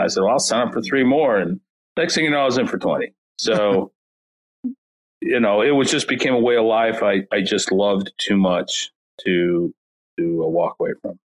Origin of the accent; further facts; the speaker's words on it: St. Louis, Missouri, United States; I grew up in North County, St. Louis